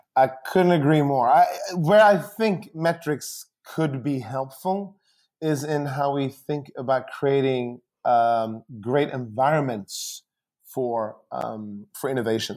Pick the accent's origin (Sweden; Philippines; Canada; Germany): Sweden; now in United States; I grew up in Sweden, um, and, uh, and my, my parents are still there.